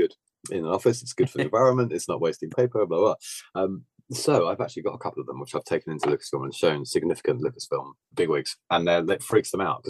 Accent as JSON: {"language": "English", "town": "Bognor Regis", "region": "South East England", "country": "United Kingdom", "tie": "born or raised there", "also_born_or_lived": "Kent", "moved": "yes", "said": "I was born in Kent, but I was only there for like a year. But I grew up by the seaside in Bognor Regis, which is like extreme south coast."}